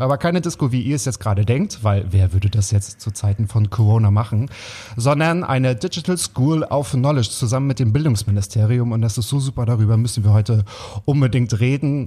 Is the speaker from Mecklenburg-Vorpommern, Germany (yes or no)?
yes; Waren, Mecklenburg-Vorpommern, Germany; moved away; also born or lived in Berlin; ich komme aus Waren an der Mühre